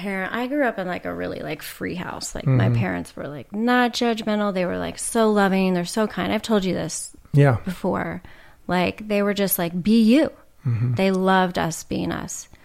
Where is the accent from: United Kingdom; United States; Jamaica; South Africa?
United States; Orange County, California; I grew up in Orange County, which that's a whole other reality.